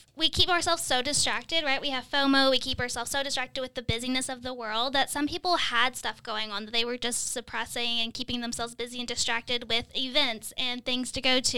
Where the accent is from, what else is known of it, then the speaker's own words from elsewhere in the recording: Kentucky, United States; now in Midwest, United States; I'm from Kentucky and we say E R. We, I've never heard E D till I moved to the Midwest